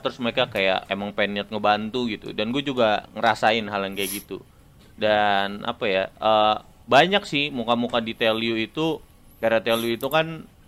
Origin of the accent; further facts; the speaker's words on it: Serang, Banten, Indonesia; moved away as an adult; now in Bandung, Indonesia; gua datang dari Serang